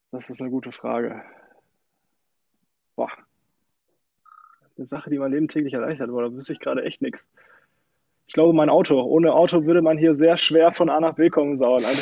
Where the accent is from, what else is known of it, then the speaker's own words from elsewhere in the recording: Sundern, North Rhine-Westphalia, Germany; now in Neheim, Germany; Ich komme aus Sundern, äh, wohne aber mittlerweile in Neheim auf der Fußgängerzone.